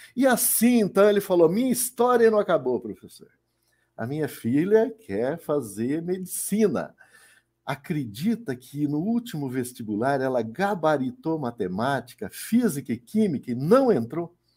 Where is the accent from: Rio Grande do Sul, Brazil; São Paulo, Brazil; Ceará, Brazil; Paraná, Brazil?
Paraná, Brazil; sou do Paraná